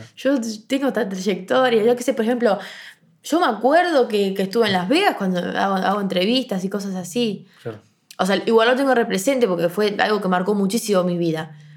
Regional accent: Montevideo, Uruguay; yo soy del Prado. No puedo ir al liceo del Prado

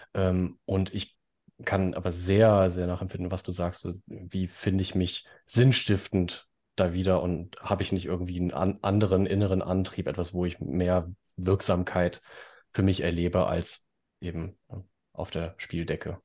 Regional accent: Baden-Württemberg, Germany; bei uns in Baden-Württemberg

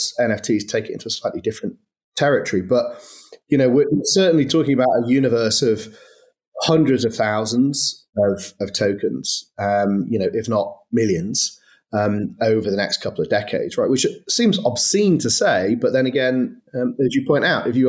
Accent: Manchester, North West England, United Kingdom; In fairness, I'm from Manchester. I definitely don't sound like I'm from Manchester.

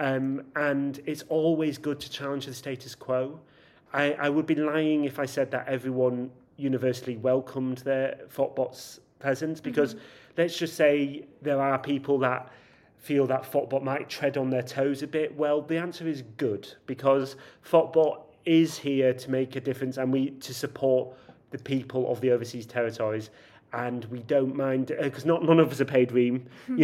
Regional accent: Yorkshire and the Humber, United Kingdom; I'm from Yorkshire

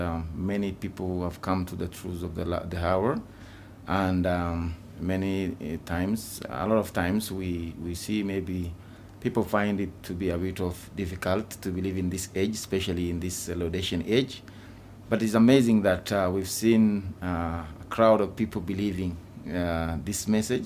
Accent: Ethiopia; my home country. And we try our best to reach out to every individual in Ethiopia

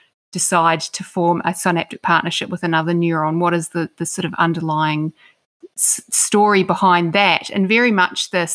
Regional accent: Christchurch, Canterbury, New Zealand; moved away; I grew up in Christchurch, New Zealand

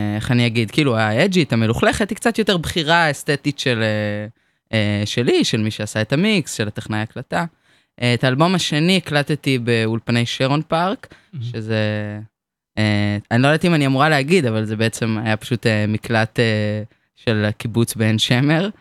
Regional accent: Hadera, Haifa District, Israel; אני מחדרה, אני בת 22

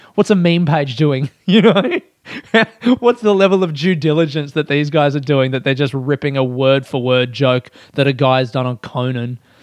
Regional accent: Australia; as an Australian

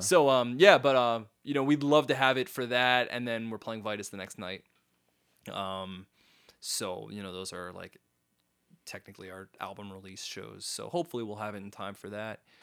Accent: Halifax, Nova Scotia, Canada; I was born in Halifax

